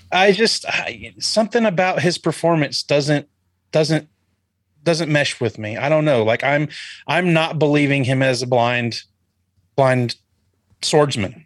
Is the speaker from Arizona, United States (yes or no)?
no; Florida, United States; I was born in Florida